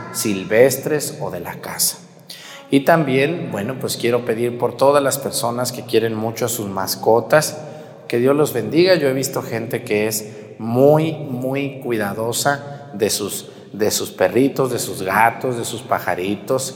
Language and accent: Spanish; Mexticacán, Jalisco, Mexico; moved away; allá en mi pueblo, en Mesticacán